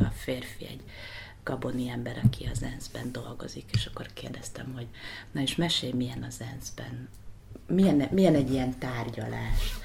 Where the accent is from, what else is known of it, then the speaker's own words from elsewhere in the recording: Hungary; also born or lived in United States; Magyarországról jöttem